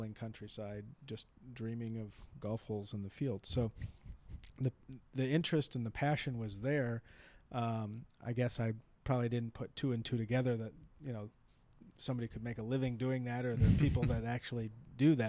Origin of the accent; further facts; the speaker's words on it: Madison, Wisconsin, United States; moved away as an adult; now in California, United States; born and raised in Madison, Wisconsin.